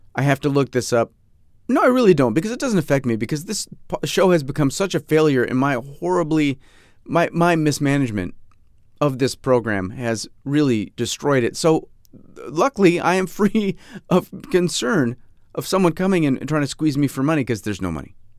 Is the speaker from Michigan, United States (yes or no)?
no; Fairport, New York, United States; my hometown of Fairport, New York, my supposed hometown, my, my soon-to-be, p-, potentially soon-to-be former hometown